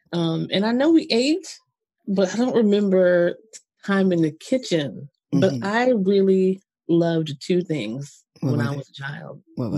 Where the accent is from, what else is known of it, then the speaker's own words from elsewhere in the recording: New Jersey, United States; I grew up in Jersey.